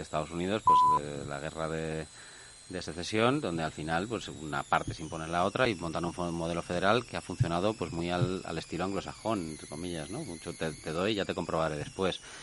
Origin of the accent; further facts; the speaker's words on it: Spain; somos los españoles